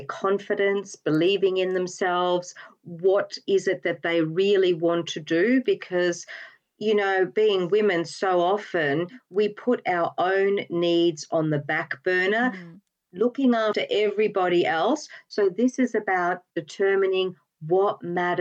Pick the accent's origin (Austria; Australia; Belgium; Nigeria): Australia; moved away as an adult; now in United Kingdom; the accent, you're absolutely right, gives me away every time. I am actually an Australian